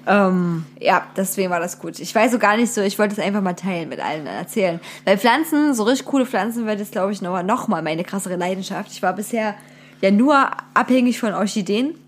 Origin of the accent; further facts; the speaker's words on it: Wilkau-Haßlau, Saxony, Germany; Wilke Haslau, Tor des Erzgebirges, bin ich zur Schule gegangen.